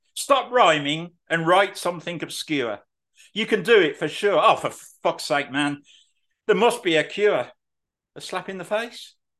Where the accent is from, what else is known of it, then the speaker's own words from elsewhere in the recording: Birmingham, West Midlands, United Kingdom; I'm from Birmingham